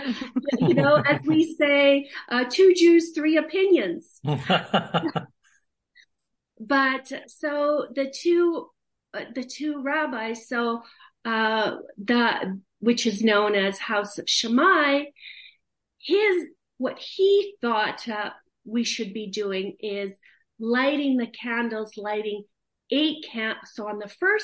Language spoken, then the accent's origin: English; Kharkiv, Kharkiv Oblast, Ukraine; now in Canada; I was born in the Soviet Union, which is now Soviet Ukraine and Eastern Ukraine